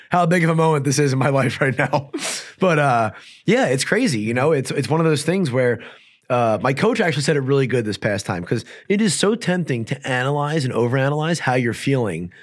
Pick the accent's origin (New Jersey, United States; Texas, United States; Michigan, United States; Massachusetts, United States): New Jersey, United States; I'm from New Jersey